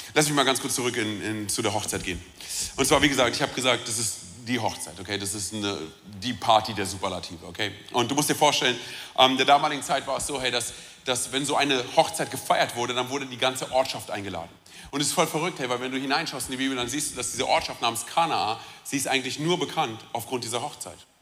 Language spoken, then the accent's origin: German; Romania; ich bin Rumäne